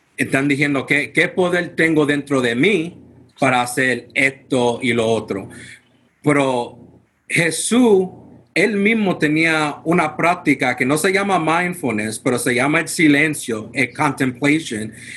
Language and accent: Spanish; United States; first language English; Spanish is a second language; Nací en los Estados Unidos y mi idioma um, es inglés, si no lo puede dar de cuenta, pero practico español poquito a poquito, pero sin confianza.